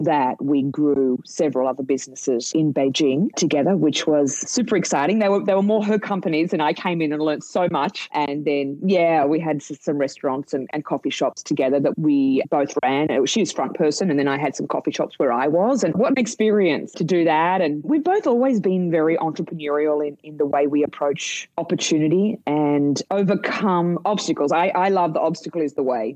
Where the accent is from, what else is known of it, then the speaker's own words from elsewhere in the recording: Australia; now in United States; You can tell by my accent, I'm from Australia